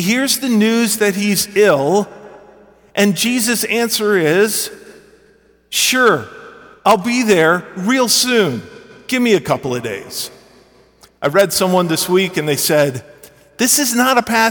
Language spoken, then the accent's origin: English; Michigan, United States; accent: Yankee; moved away as an adult; also born or lived in Chattanooga, Tennessee; I was born and raised in Michigan, did my Bible college and seminary training in Chattanooga